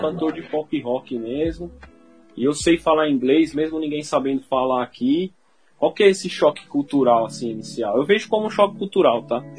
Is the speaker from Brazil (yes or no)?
yes; Rio Grande da Serra, São Paulo, Brazil; also born or lived in Ribeirão Pires; a gente acaba nascendo em Ribeirão e morando em Rio Grande